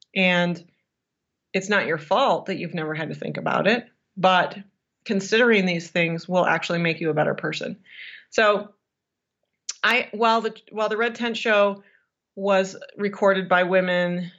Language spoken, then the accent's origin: English; Michigan, United States; now in Colorado, United States; Michigan. That's where I'm from originally, but I've been in Colorado for so long now that I call it home